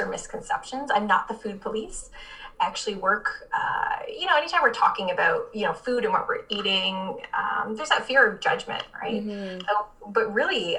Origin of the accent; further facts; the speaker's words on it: Barrie, Ontario, Canada; moved away as an adult; now in Windsor, Canada; I'm actually from Barrie, so north of Toronto.